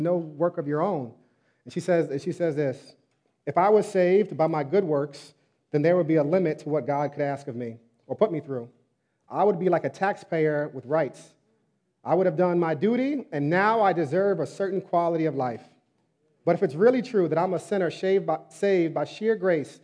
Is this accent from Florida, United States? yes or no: no; New York, United States; I was born in New York